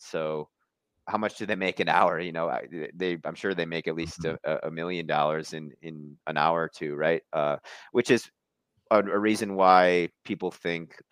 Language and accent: English; Milwaukee, Wisconsin, United States; I'm from Milwaukee originally, but I lived, you know, about a decade in small town Wisconsin